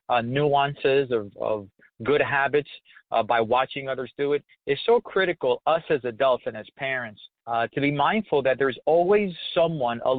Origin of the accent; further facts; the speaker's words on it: New York, United States; I grew up in Spanish Harlem, Lisa, in New York